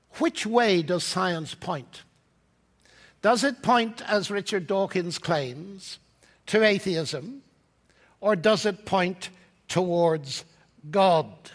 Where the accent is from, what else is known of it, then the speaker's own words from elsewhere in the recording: Northern Ireland, United Kingdom; moved away as an adult; also born or lived in Cambridge; now in Oxford, United Kingdom; I come from Ireland, Northern Ireland